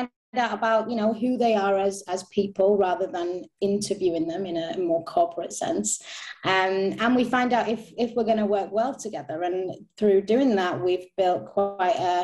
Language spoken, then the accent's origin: English; Manchester, North West England, United Kingdom; moved away as an adult; now in Stockholm, Sweden; I'm from Manchester. I moved to Stockholm in September last year